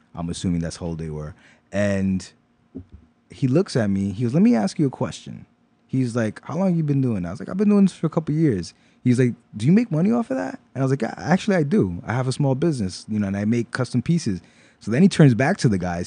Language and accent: English; New York City, New York, United States; also born or lived in Pennsylvania; I grew up in Brooklyn most of my life and, uh, moved to Pennsylvania for a couple years, finished high school out there, and then came right back.